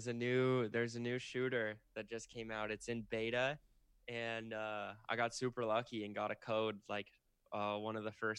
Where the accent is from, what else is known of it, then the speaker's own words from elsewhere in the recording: Kirkland, Washington, United States; also born or lived in Seattle; now in California, United States; I grew up in Seattle.